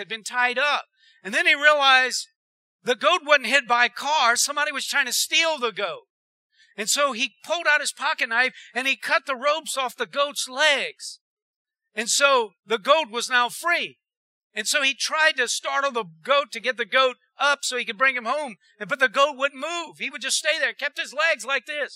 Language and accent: English; Erath, Louisiana, United States; I was raised in Erad